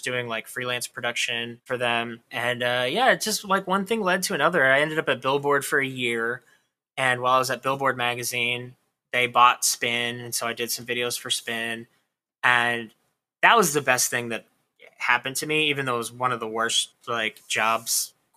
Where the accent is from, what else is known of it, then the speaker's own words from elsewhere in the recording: Corpus Christi, Texas, United States; moved away as an adult; also born or lived in San Diego, California; now in New York, United States; I grew up in this tiny ass little town in South Texas